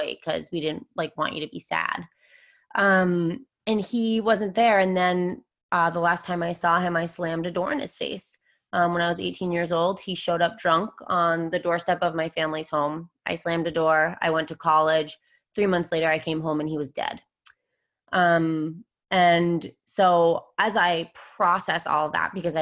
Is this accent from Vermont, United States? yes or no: yes; Vermont, United States; moved away as an adult; now in San Diego, United States; I'm actually from Vermont. I've lived in San Diego for the last 8 years